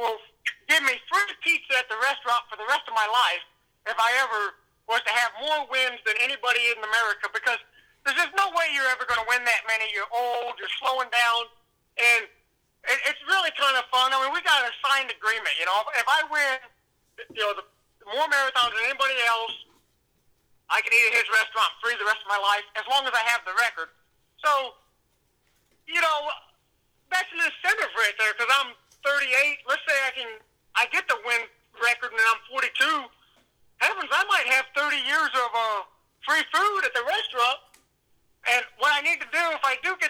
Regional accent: Missouri, United States; moved away; where I grew up in Missouri

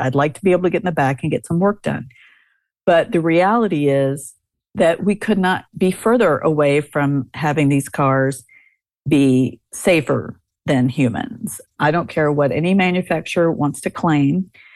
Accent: United States

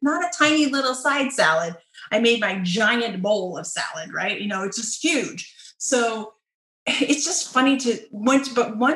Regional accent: United States

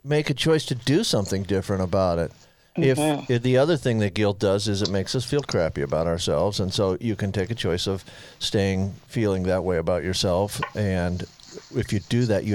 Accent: Clearwater, Florida, United States; I grew up in Clearwater

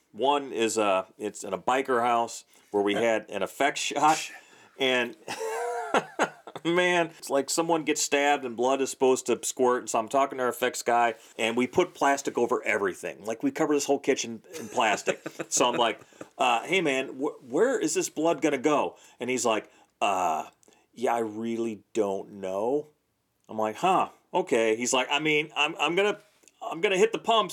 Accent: Imperial, Missouri, United States; I grew up in Imperial, Missouri

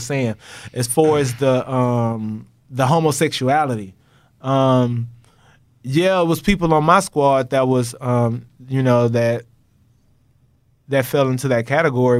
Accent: Texas, United States; moved away as an adult; also born or lived in Tennessee; I'm from Texas

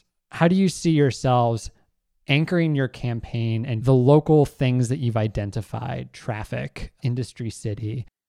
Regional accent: United States; As my British boss will remind me often, especially when we are at Amtrak or in the airport, Americans are terrible at queuing.

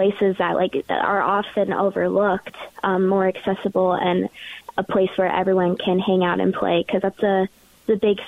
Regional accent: Richfield, Minnesota, United States; I'm from Richfield, Minnesota, so kind of born and raised in Minneapolis

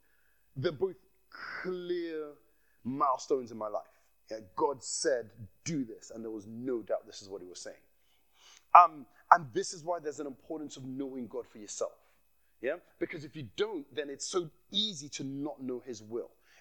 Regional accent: Nigeria; accent: Nigerian; I slipped into my Nigerian accent there.

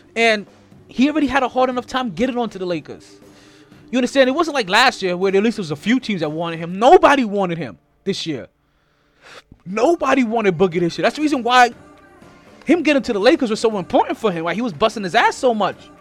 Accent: Jamaica; I'm Jamaican

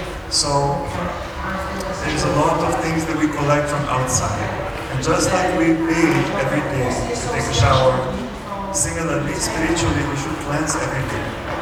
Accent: Serbia; English is a second language; also born or lived in United States; I've been doing spiritual practice for the last 23 years. I'm from Serbia, and I lived in the USA for 10 years.

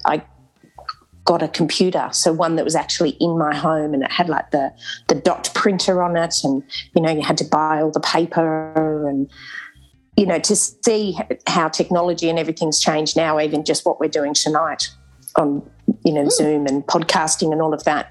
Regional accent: Canberra, Australian Capital Territory, Australia; I grew up in Canberra and we were featured on the television because our primary school was the first school in Canberra to get

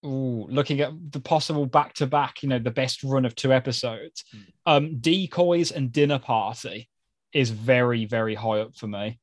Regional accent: New Zealand; accent: New Zealand; Key, your impression of my New Zealand accent is not quite there. Keep trying. I expect all my listener mail to be read in my native tongue from now on.

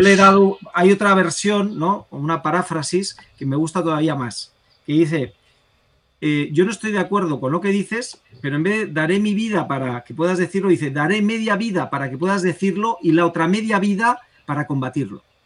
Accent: Spain

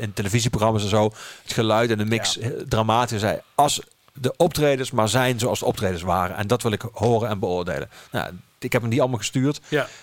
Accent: Geleen, Limburg, Netherlands; also born or lived in Amsterdam; now in Maastricht, Netherlands; Geleen, mijn geboortestad

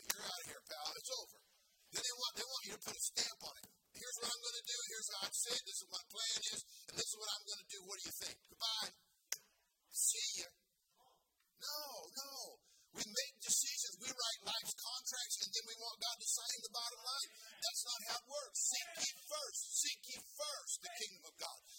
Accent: California, United States; I'm a native Californian, born and raised in California. I love my state.

